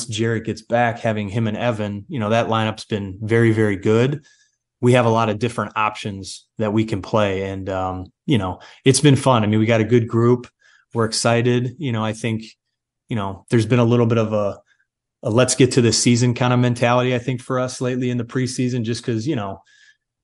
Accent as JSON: {"language": "English", "town": "Cleveland", "region": "Ohio", "country": "United States", "said": "I'm from Cleveland"}